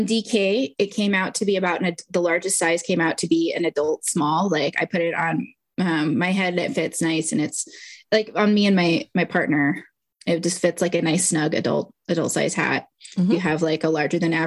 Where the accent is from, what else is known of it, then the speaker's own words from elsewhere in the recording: Houston, Texas, United States; I grew up in Houston, so that's the only thing I remember from being a child in the Gulf Coast around Mardi Gras is enjoying king cake